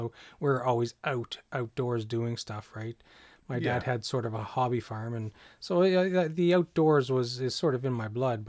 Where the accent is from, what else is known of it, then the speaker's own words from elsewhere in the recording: New Brunswick, Canada; moved away; also born or lived in British Columbia / Ontario; I was living in British Columbia at that time. I grew up in New Brunswick